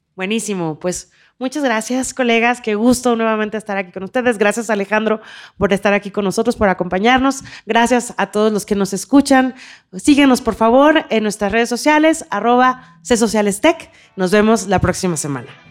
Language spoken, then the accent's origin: Spanish; Mexico; como mexicanas y mexicanos